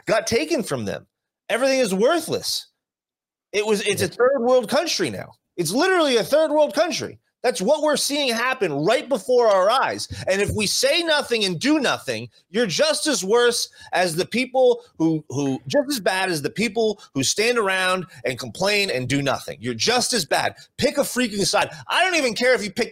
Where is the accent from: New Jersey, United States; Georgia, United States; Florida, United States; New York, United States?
New Jersey, United States; now in Las Vegas, United States; growing up on the East Coast, growing up in New Jersey